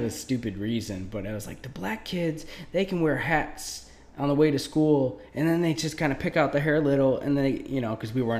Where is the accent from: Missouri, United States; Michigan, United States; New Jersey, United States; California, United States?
Michigan, United States; Detroit; also born or lived in Warren / Southfield; I grew up in, you know, I'm from Detroit